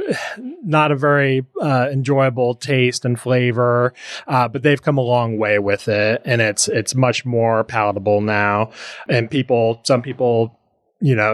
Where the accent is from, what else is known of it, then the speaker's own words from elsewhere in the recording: Indiana, United States; moved away as an adult; now in Lexington, United States; we settled in Lexington, Kentucky, because I'm from Indiana